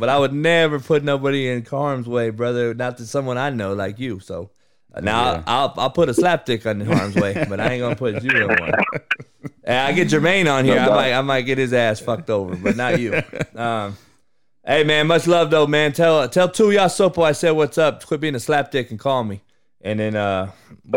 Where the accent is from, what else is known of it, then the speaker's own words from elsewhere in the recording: Southern California, United States; I'm from the SoCal